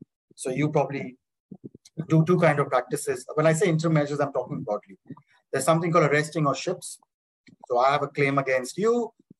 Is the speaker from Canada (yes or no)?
no; India; moved away as an adult; also born or lived in Singapore; now in Dubai, United Arab Emirates; you're firstly an Indian lawyer, right?